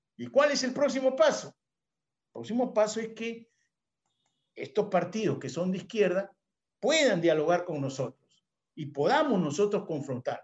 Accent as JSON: {"language": "Spanish", "country": "Peru"}